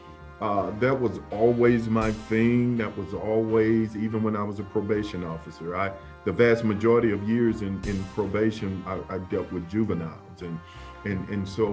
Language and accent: English; Centreville, Illinois, United States; also born or lived in East St. Louis, Illinois; I was born in the Safety Net Hospital in East St. Louis. I was reared in Centerville, Illinois